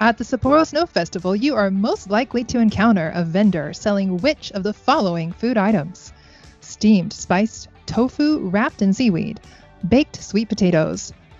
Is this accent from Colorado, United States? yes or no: no; Florida, United States; now in Japan; I'm from Florida